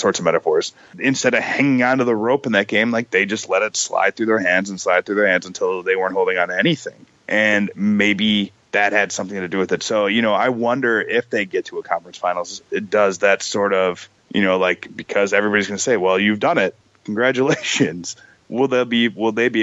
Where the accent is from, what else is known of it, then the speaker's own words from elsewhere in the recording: Chicago, Illinois, United States; I grew up in Chicago